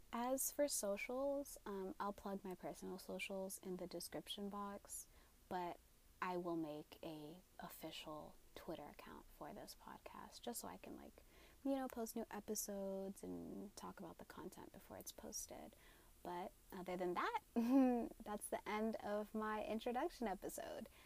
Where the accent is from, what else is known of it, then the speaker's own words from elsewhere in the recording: Atlanta, Georgia, United States; I am Somali, but I was born and raised in Atlanta, Georgia